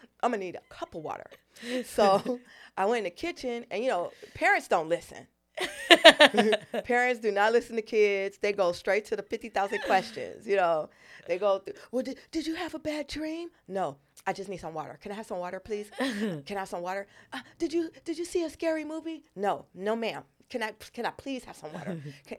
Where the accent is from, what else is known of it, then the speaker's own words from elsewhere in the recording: Los Angeles, California, United States; also born or lived in Brooklyn / New York; I was born in Brooklyn mm-hmm. and raised in Los Angeles and New York.